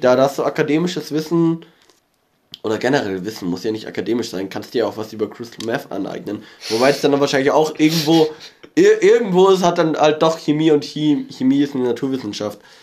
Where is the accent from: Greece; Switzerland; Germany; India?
Germany; near Starnberg, Bavaria; ich komme aus der Nähe von Starnberg und nicht aus Starnberg. Ich, ich wohne zwar im Landkreis Starnberg